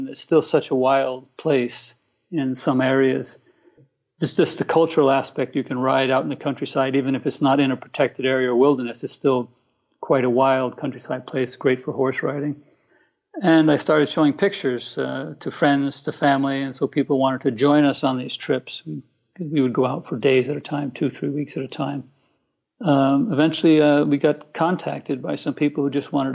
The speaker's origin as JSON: {"language": "English", "region": "East Coast", "country": "United States", "tie": "born or raised there", "also_born_or_lived": "American West / Mongolia", "moved": "as an adult", "said": "I'm an American and was born on the East Coast."}